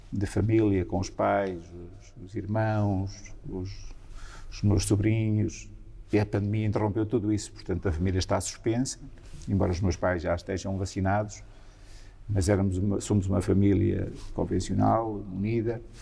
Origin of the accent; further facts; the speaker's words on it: Centro, Portugal; minha zona também foi uma das muito afetadas dos, dos outros incêndios depois na região centro. A minha aldeia, na minha aldeia foi tudo destruído e morreram cinco pessoas em São Juninho.